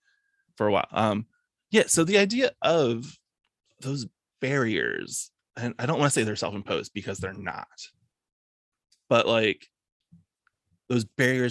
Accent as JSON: {"language": "English", "town": "Philadelphia", "region": "Pennsylvania", "country": "United States", "said": "But at the same time, I'm Philadelphian."}